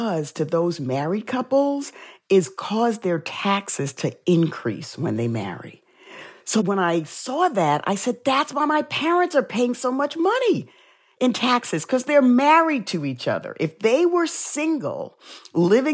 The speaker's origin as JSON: {"language": "English", "town": "New York City", "region": "New York", "country": "United States", "tie": "born or raised there", "said": "growing up in the South Bronx, I dealt with racism a lot."}